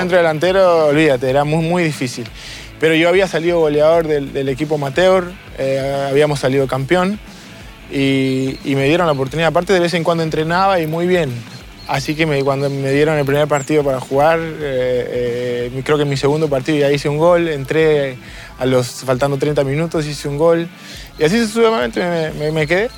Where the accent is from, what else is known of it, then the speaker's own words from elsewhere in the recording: Lima, Peru; moved away as an adult; also born or lived in Hamburg, Germany; Nací en Lima, en mi barrio Chorrillos.